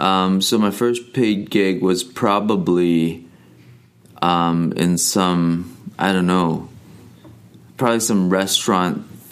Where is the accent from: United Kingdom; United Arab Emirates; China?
China; English is a second language; also born or lived in Hong Kong / Australia / Canada; now in United States; I'm Chinese, so I was born in China. Spent the first third of my life there. And then my mom kind of dragged me over to Hong Kong.